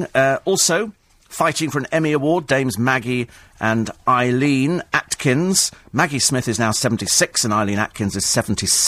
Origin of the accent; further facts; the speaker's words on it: Bromley, London, United Kingdom; I was born in Bromley, actually.